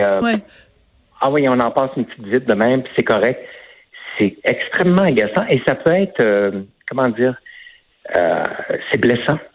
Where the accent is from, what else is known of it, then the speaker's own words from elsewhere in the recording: Quebec, Canada; je suis né au Québec, de parents français, donc je j'ai pas l'accent français